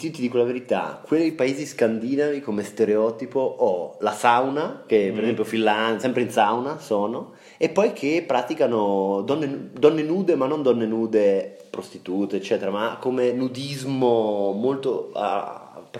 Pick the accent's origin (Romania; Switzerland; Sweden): Switzerland; sarei molto onorato da svizzero di essere famoso perché faccio gli orologi a cucù.